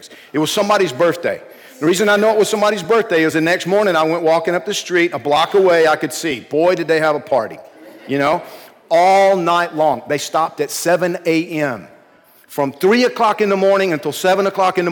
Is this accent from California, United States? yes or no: no; Georgia, United States; when I was a kid growing up in Georgia